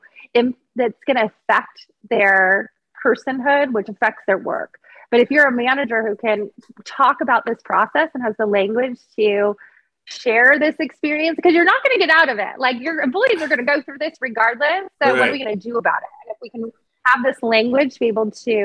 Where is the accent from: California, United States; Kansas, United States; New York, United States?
California, United States; Monterey Bay; you and I grew up on the Monterey Bay. So right. Grew up surfing. My dad taught me how to surf.